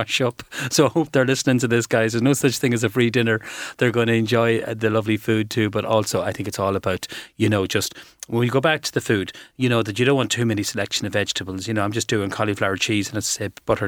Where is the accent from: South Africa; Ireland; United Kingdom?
Ireland; we're from Calf